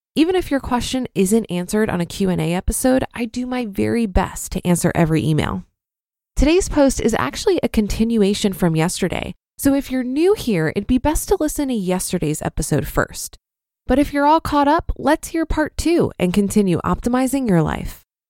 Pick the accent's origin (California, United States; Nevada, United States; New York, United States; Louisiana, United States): New York, United States; Brooklyn; Growing up in Brooklyn